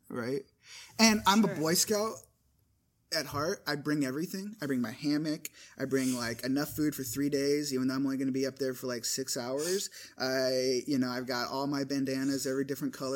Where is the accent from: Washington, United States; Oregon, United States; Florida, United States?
Washington, United States; Seattle; moved away; I hail originally from Seattle